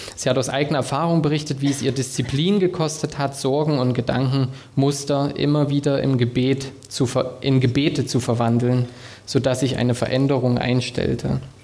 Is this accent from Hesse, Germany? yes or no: no; Thuringia, Germany; moved away as an adult; now in Stuttgart, Germany; Ich komme ursprünglich aus Thüringen